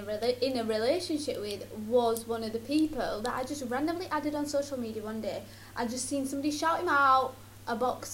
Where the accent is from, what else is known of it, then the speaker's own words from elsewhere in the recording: Sheffield, Yorkshire and the Humber, United Kingdom; I'm from Sheffield